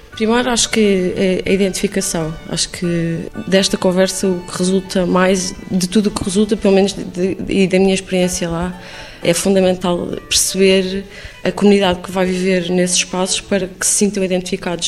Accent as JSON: {"language": "Portuguese", "region": "Lisbon", "country": "Portugal", "tie": "born or raised there", "also_born_or_lived": "Islington, London", "moved": "yes", "lives_now": "London, United Kingdom", "said": "ter nascido e crescido em Lisboa"}